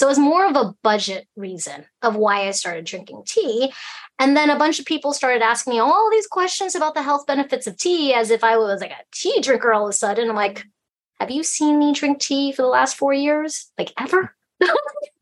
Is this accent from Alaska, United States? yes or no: yes; Alaska, United States; first language Chinese; English is a second language; also born or lived in Hong Kong; I came to Alaska when I was a month and a half.